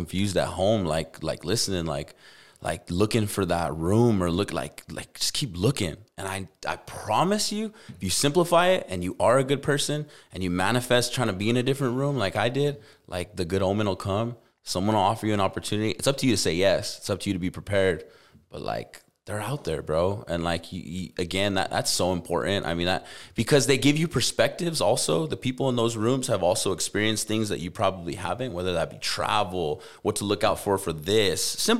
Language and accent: English; Albuquerque, New Mexico, United States; And but as a kid growing up in Albuquerque, like, I don't even know those games.